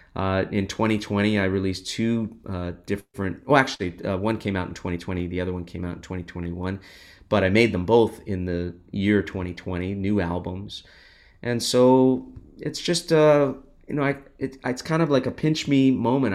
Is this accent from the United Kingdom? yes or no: no; Los Angeles, California, United States; I grew up in Los Angeles and we used to go as a family to the Hollywood Walk of Fame